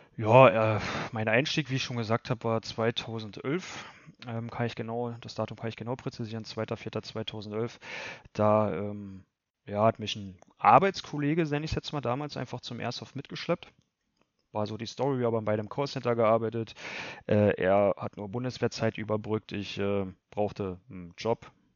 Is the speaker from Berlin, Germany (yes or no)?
no; Lusatia, Spremberg/Cottbus region, Brandenburg, Germany; wir kommen ja alle aus der Lausitz, Region Spremberg, Cottbus und so weiter